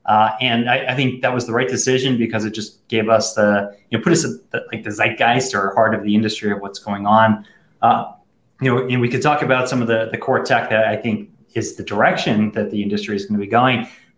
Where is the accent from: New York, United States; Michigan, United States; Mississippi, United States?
New York, United States; You know how to pronounce it better than I do. I'm from New York.